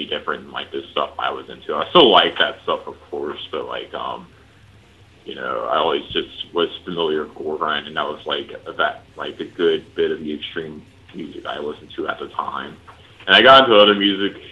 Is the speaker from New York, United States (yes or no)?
no; Tickfaw, Louisiana, United States; now in Austin, United States; I was born and raised in Tickfall, Louisiana